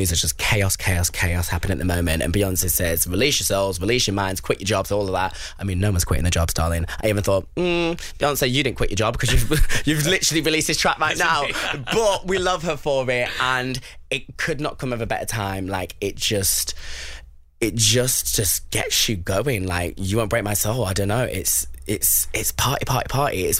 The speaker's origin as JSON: {"language": "English", "town": "Bury", "region": "North West England", "country": "United Kingdom", "tie": "born or raised there", "also_born_or_lived": "London", "said": "Bury, my hometown"}